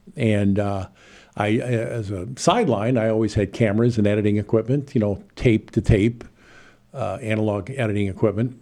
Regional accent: Chicago, Illinois, United States; moved away as an adult; now in Champaign, United States; I'm originally from Chicago, but being a T V vagabond, I went from one market to another over the last forty years

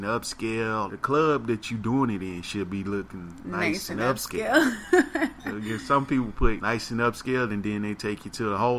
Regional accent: Dallas, Texas, United States; also born or lived in Oklahoma; I'm from Dallas, Texas, born in Parkland Hospital.

